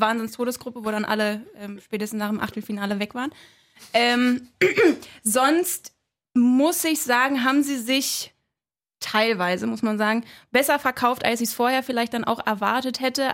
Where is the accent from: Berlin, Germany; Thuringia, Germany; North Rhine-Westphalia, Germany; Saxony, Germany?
Berlin, Germany; ich bin in Köpenick geboren